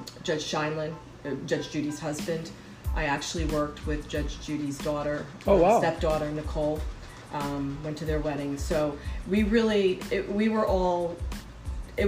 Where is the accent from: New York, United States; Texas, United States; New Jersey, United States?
New York, United States; Westchester County; moved away as an adult; also born or lived in Bronx, New York / Ponte Vedra Beach, Florida; now in Florida, United States; Originally from the Bronx, actually. And then my formative years, I was lived up in Westchester County, a small town called Silver Lake